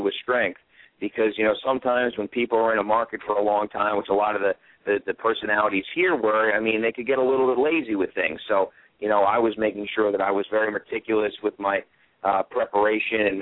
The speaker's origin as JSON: {"language": "English", "region": "New York", "country": "United States", "tie": "born or raised there", "moved": "as an adult", "lives_now": "Pittsburgh, United States", "said": "my hometown radio station"}